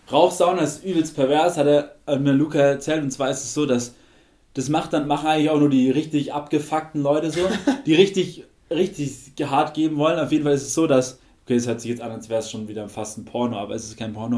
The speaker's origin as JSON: {"language": "German", "country": "Germany", "said": "bei uns in Deutschland"}